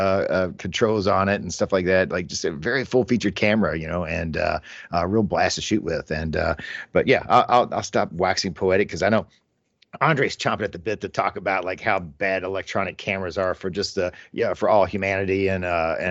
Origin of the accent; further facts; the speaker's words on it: United States; growing up in America